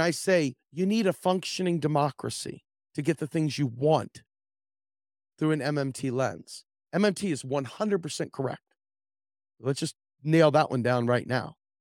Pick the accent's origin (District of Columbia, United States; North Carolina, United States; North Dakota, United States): District of Columbia, United States; Washington; I grew up in the Washington, D C area